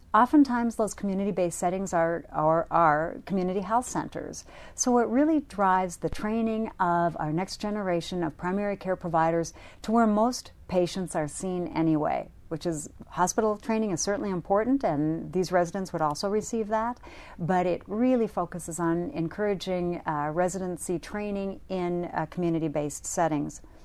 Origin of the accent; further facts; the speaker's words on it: North Dakota, United States; my home state, North Dakota